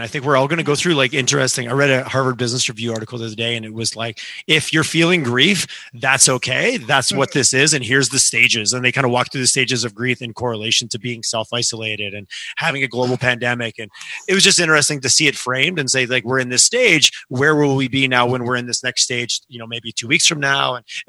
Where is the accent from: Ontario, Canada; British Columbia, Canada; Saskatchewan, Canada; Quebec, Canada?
Quebec, Canada; Montreal; also born or lived in Alberta; I'm a Canadian first. I'm an Albertan, and I am definitely. I love Calgary. But I love Canada in general, and every city has its own unique flavor. Sometimes it's their hockey team. Yeah. I did grow up in Montreal